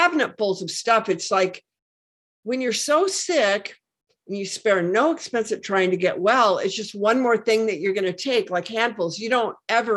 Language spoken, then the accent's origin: English; Washington, United States; I'm from Washington State, where, you know, the Hanford Reservation is.